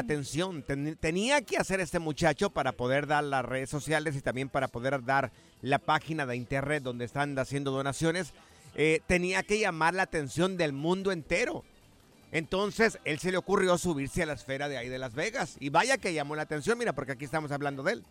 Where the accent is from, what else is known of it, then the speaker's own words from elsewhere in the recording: Guadalajara, Jalisco, Mexico; moved away; Guanatos, mi tierra querida